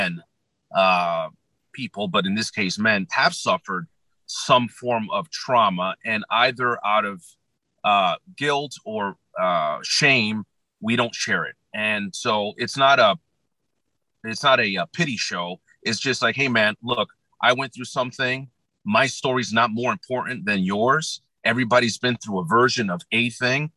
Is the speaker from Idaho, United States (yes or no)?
no; New Jersey, United States; I'm based out of New Jersey, born and raised in New Jersey